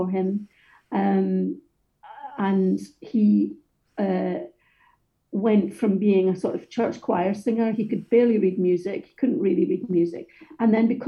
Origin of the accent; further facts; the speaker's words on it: Johnstone, Scotland, United Kingdom; also born or lived in Glasgow; I was born in the East End of Glasgow, and when I was 18 months old, my family was, I guess, spewed out of Glasgow in something that was called the Glasgow Overspill. So we were sent out to actually a really lovely, pleasant council estate in a town about 18 miles away, I think, called Johnston